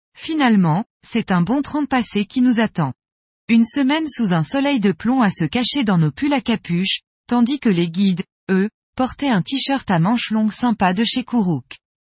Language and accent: French; Metz, Grand Est, France; je suis de Metz en Moselle, est de la France